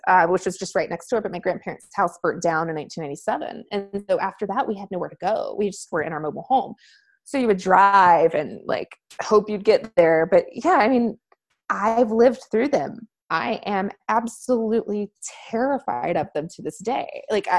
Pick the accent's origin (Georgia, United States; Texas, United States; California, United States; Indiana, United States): Georgia, United States; Southwest; now in Boise, United States; I grew up in Southwest Georgia